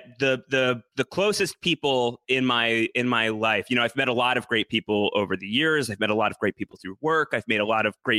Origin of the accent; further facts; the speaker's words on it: Long Island, New York, United States; also born or lived in Brooklyn, New York / Syracuse, New York; I grew up on Long Island, about 45 minutes away from New York City